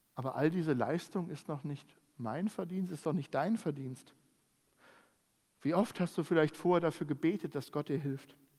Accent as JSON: {"language": "German", "country": "Germany", "said": "bei uns in Deutschland"}